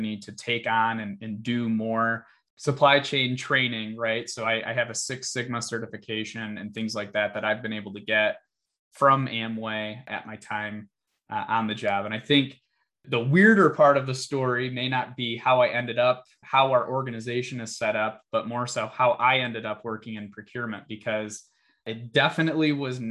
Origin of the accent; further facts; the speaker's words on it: Michigan, United States; born and raised in Michigan